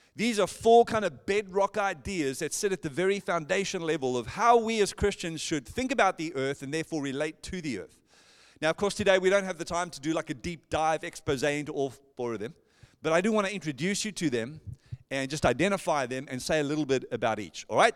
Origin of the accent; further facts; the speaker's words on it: Johannesburg, Gauteng, South Africa; moved away as an adult; now in Perth, Australia; born and raised in Johannesburg, South Africa, and moved here in, oh, two thousand seven with my wife